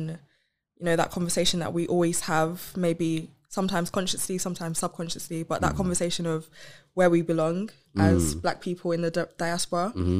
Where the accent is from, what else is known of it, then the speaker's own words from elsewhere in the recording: London, United Kingdom; first language Yoruba; English is a second language; I was born in North London.